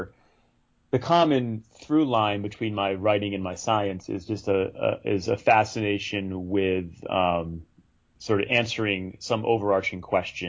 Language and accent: English; Rhode Island, United States; moved away as an adult; also born or lived in North Carolina / Santa Barbara, California / Los Angeles, California; now in Bay Area, United States; I grew up in Rhode Island, in a small town in a small state